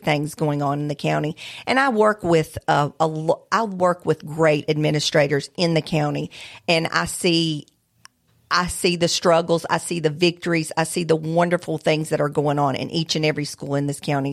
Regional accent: Alabama, United States; moved away; I am from Alabama

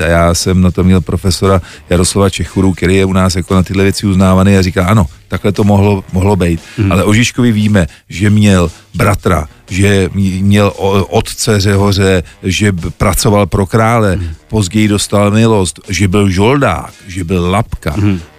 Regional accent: Czechia; jsem Čech

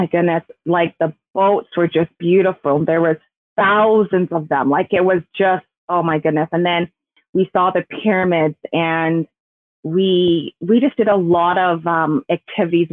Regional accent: Calgary, Alberta, Canada; I was born here in Calgary

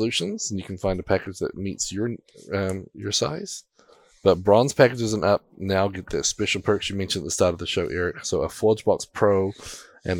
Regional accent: New Zealand; being a Kiwi

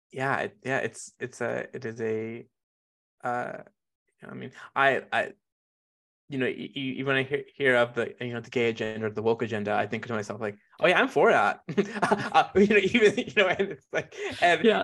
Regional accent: Calgary, Alberta, Canada; also born or lived in Jamaica; I grew up here in Mokinsis

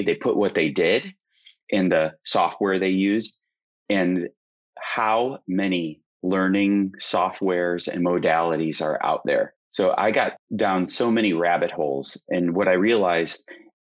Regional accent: Missouri, United States; I had to pick a language in high school, and I'm from Missouri

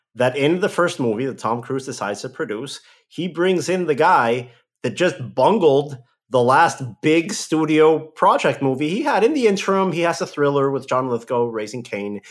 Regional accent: Mexico; moved away; my hometown in Mexico

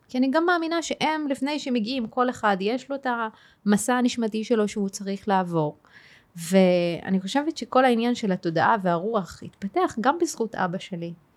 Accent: Tayibe, Central District, Israel; גדלתי בטייבה. אה. אה כן, אני ערבייה ואני מוסלמית

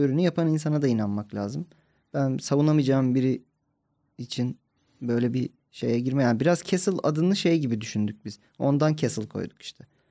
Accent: İzmir, Turkey; moved away; kendi memleketim

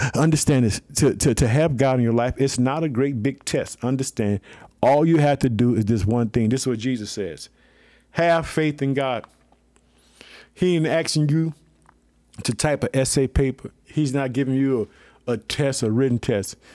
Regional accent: Chicago, Illinois, United States; the state of Illinois, my home state, I live in the city of Chicago.

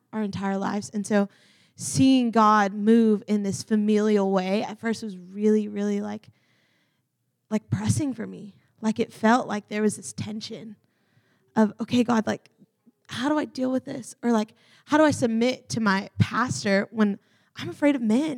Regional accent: the South, United States; I'm from the South

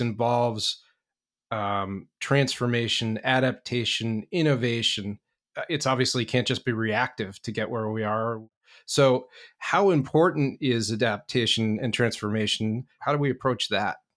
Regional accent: New York, United States; moved away as an adult; now in Boston, United States; I'm originally from New York, been up here a little more than 15 years

